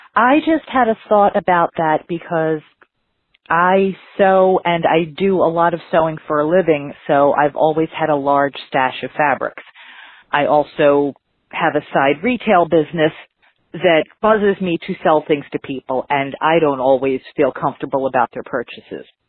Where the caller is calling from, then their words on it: Philadelphia, Pennsylvania, United States; I'm calling from Philadelphia